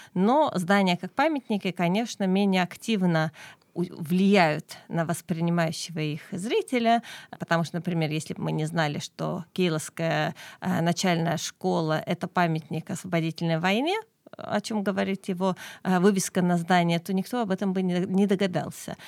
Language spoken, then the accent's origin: Russian; Keila, Harju County, Estonia; я сама родом из Кейла